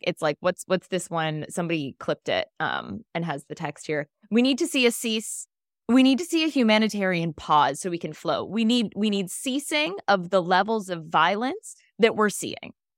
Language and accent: English; Ontario, Canada; We're from Ontario